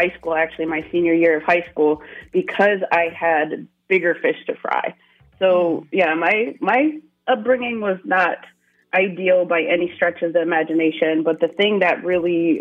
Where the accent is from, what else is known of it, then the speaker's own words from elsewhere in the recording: upstate New York, United States; I'm originally from upstate New York, very small town, like population under 2,000